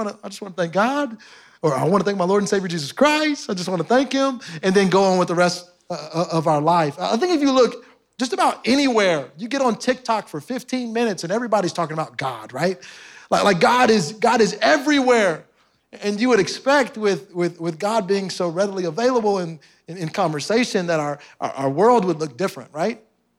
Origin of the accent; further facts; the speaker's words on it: Houston, Texas, United States; I'm from Houston, so y'all took something from me.